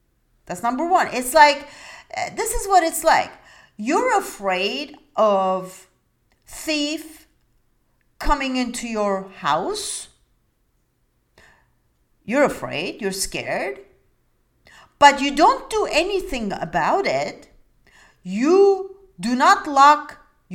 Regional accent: Istanbul, Turkey; English is a second language; now in United States; I come from a different country. I come from Turkey, Istanbul

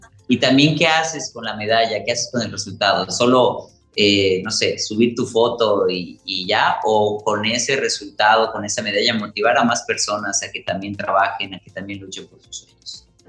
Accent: Mexico; nosotros como mexicanos

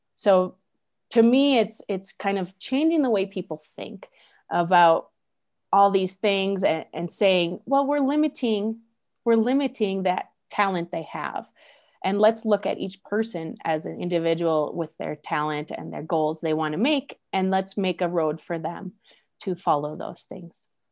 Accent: United States; I use myself as an American

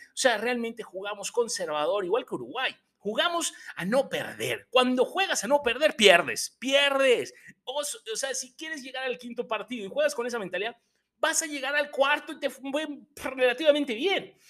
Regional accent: Mexico; como buen aficionado y mexicano que soy

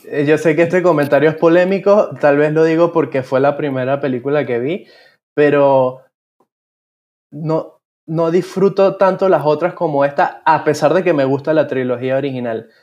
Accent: Venezuela; now in Panama; yo, siendo venezolano y que luego se mudó a Panamá

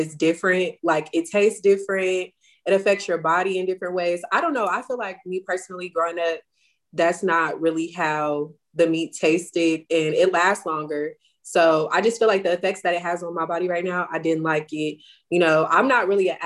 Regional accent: Las Vegas, Nevada, United States; I'm from Las Vegas, Nevada.

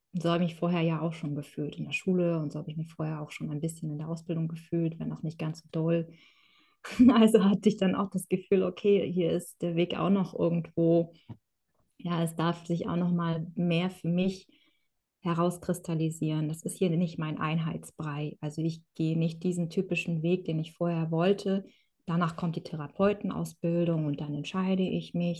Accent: Kronshagen, Schleswig-Holstein, Germany; also born or lived in Kazakhstan; ich habe mein ganzes Leben lang in Deutschland gelebt

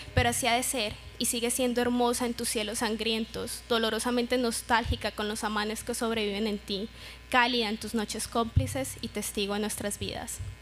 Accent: Neiva, Huila, Colombia; Yo vivo feliz diciendo que soy opita y llamo a Neiva Opitalandia

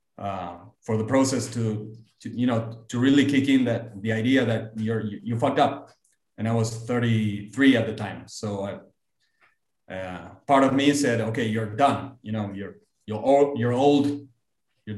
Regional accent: Argentina; also born or lived in United States; I came back to Argentina

